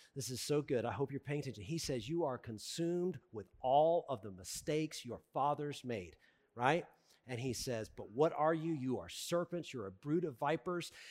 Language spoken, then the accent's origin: English; the South, United States; I'm from the South